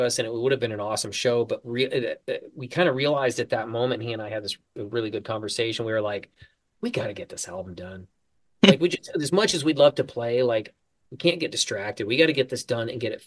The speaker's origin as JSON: {"language": "English", "town": "Traverse City", "region": "Michigan", "country": "United States", "tie": "born or raised there", "moved": "yes", "said": "my hometown in Traverse City"}